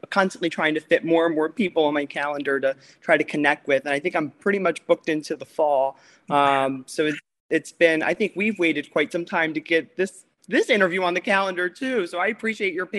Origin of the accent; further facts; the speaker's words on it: Chester County, Pennsylvania, United States; now in Wilmington, United States; growing up in Chester County, which is where I was born and raised